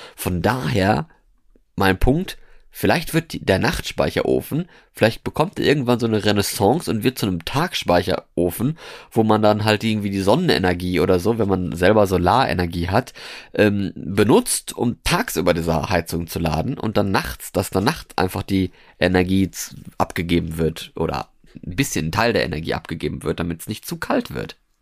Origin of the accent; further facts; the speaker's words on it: Norway; moved away as an adult; now in Germany; Ich bin aus Norwegen. Beziehungsweise habe ich da gewohnt. Also ich bin da nicht geboren worden, aber ich habe da ja 13, 13 Jahre gewohnt.